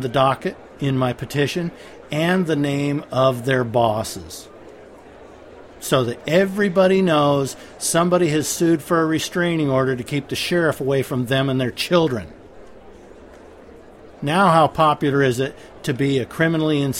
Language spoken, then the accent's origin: English; United States; I'm an American